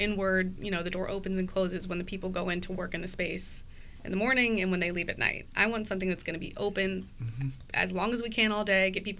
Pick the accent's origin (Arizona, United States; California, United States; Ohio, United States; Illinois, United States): Ohio, United States; Cincinnati; also born or lived in Columbus; I grew up in Cincinnati over in the Mount Lookout Hyde Park area